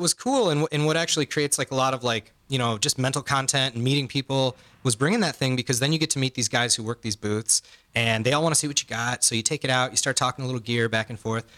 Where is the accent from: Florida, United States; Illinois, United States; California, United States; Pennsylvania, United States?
Illinois, United States; Chicago; we're from Chicago